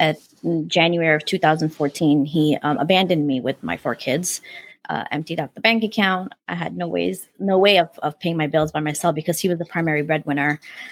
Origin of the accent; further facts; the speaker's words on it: Afghanistan; born there; You know, I was born in Afghanistan. He's Pakistani.